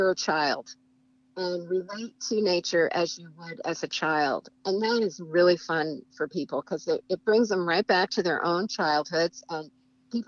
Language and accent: English; Vermont, United States; now in Washington, United States; I'm from Vermont where, you know, we have incredible fall foliage in Vermont